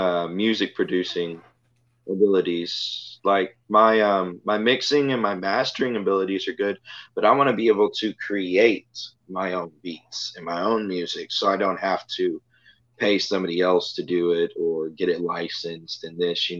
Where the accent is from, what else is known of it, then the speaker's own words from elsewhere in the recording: Jones Creek, Texas, United States; now in Freeport, United States; driving through from Jones Creek, which was my hometown, to Freeport, which is where I am right now.